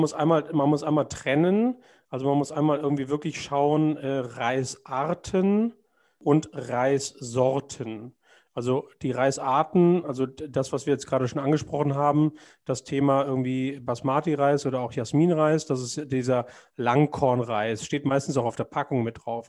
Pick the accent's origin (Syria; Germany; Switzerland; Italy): Germany; als Deutscher